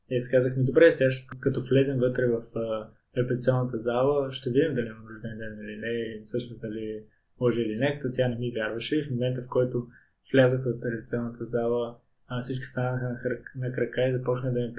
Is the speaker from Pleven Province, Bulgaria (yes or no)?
yes; Pleven, Pleven Province, Bulgaria; Аз бях на моят рожден ден в моя роден град Плевен